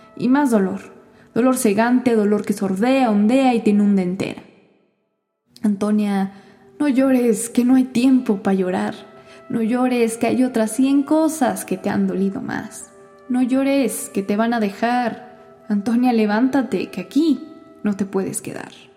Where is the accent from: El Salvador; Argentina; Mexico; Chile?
Mexico; Mexico City; also born or lived in Kingston; tengo veintiséis años y soy de la Ciudad de México